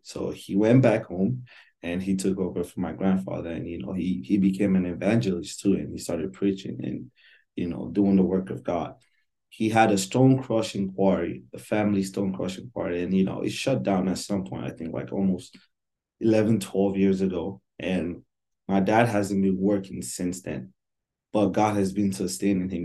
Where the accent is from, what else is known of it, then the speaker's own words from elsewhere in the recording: Nigeria; moved away as an adult; now in United States; I'm Nigerian, born and raised. Um, my whole life, I lived in Nigeria for 18 years. And then I moved to the United States, I think, right when I turned 18